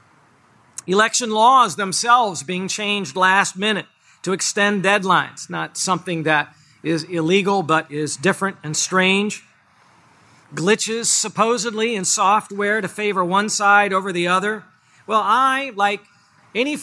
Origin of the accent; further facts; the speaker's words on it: United States; As an American